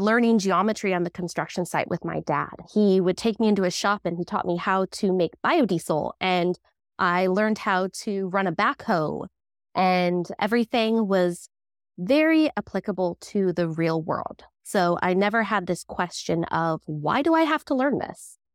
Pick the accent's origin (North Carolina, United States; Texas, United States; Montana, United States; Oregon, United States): Oregon, United States; Southern; also born or lived in Palm Springs, California; we're in Southern Oregon. We moved up from Palm Springs when I was about three